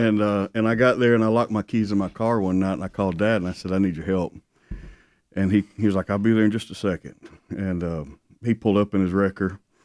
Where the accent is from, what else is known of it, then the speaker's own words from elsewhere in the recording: South Alabama, United States; born and raised in South Alabama